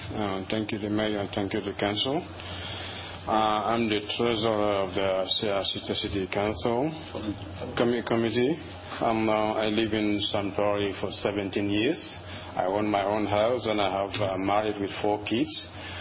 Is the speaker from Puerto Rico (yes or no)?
no; Gambia; English is a second language; now in Madison, United States; I'm a Gambian. I'm from Gambia, though I'm from West Africa.